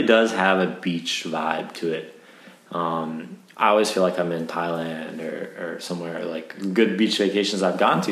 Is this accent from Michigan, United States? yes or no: yes; Michigan, United States; now in Japan; I come from Michigan. We're surrounded by lakes, but not ocean